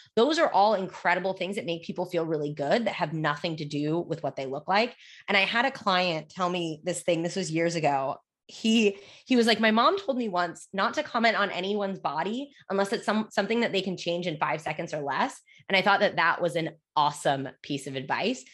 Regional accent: United States; I was born and raised in the United States

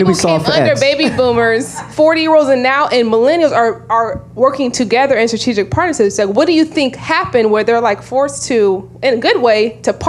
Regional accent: California, United States; moved away as an adult; now in Washington, D.C., United States; But I'm originally from California. Mm-hmm. So interesting that she talked about racism and colorism. Growing up in California, of course, diverse, multi-diverse. Moving to D.C. almost 9 years ago now, it's a lot of deep south roots, lots of things going on.

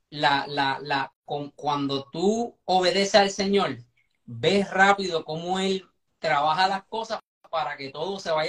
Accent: Caguas, Puerto Rico; O sea, ella es del centro

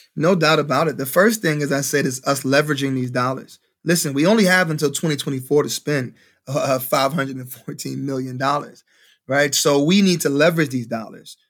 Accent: Cleveland, Ohio, United States; I'm a graduate from Case Elementary, M L K Middle School, M L K High School

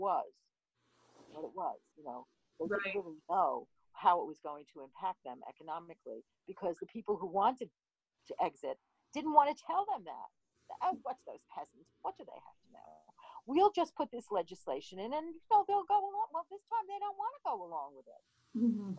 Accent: New York City, New York, United States; I grew up in New York City

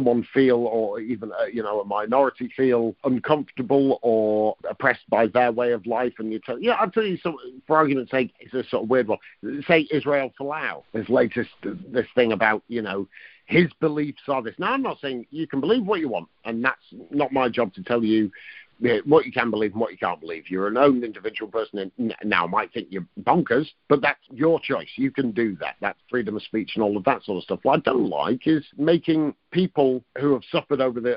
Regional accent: near Blackpool, North West England, United Kingdom; I was brought up near Blackpool and my nana lived there

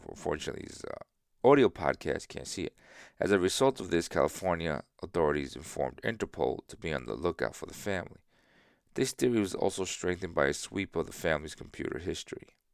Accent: San Isidro, Dominican Republic; I was born in San Isidro. Not this San Isidro, but San Isidro in South, in, in Dominican Republic.

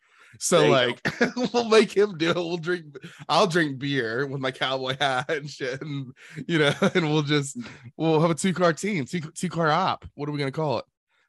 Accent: Ohio, United States; I grew up in Ohio, dude.

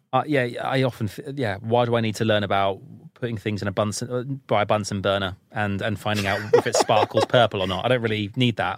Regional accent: United Kingdom; being British

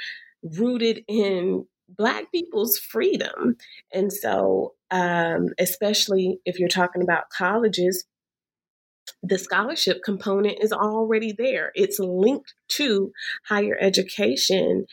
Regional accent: Alabama, United States; I'm from Alabama. I'm from the South

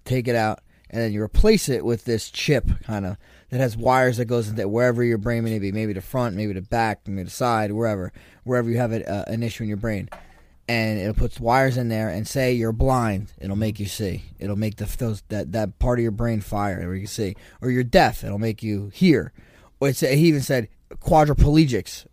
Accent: Toms River, New Jersey, United States; when I was a kid, growing up in Tom's River

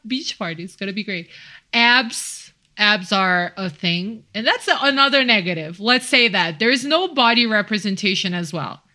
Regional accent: Brazil; now in Mexico City, Mexico; I'm from Brazil, and I'm actually living in Mexico City

